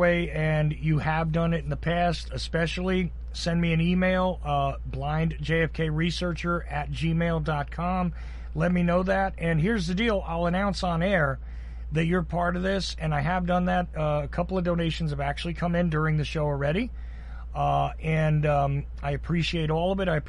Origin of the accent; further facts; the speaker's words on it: Georgia, United States; accent: Georgia; I'm here in Georgia. You can tell from my accent, right?